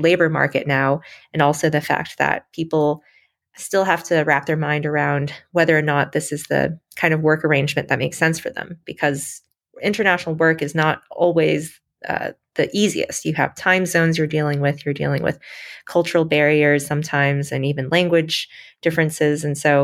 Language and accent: English; Michigan, United States; I grew up in Michigan